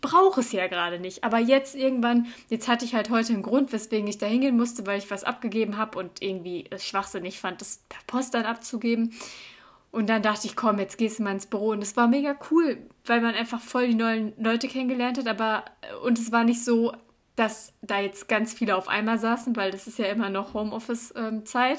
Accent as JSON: {"language": "German", "town": "Cologne", "region": "North Rhine-Westphalia", "country": "Germany", "moved": "as an adult", "lives_now": "Munich, Germany", "said": "ich bin aus Köln"}